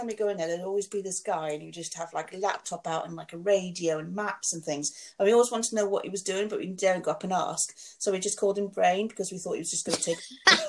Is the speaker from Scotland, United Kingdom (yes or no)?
no; London, United Kingdom; accent: Londoner; So I'm really Londoner when I say that, Marbella.